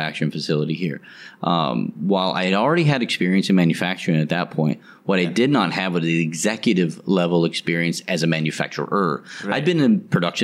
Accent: Colorado, United States; moved away as an adult; now in Thailand; I come from Colorado where it's an at-will state

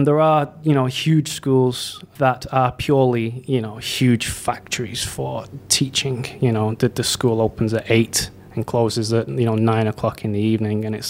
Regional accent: Leigh, North West England, United Kingdom; moved away as an adult; now in Bangkok, Thailand; I'm from Leigh, L-E-I-G-H, which is a small industrial town in Greater Manchester

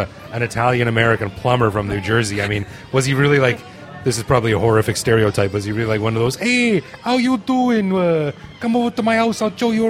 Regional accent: Canada; I'm from Canada

